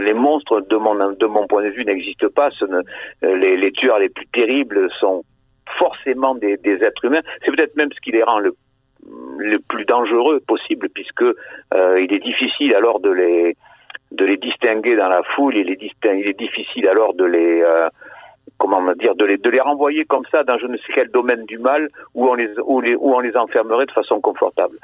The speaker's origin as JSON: {"language": "French", "town": "Bordeaux", "region": "Nouvelle-Aquitaine", "country": "France", "tie": "born or raised there", "said": "la cité où j'ai vécu, où j'ai grandi"}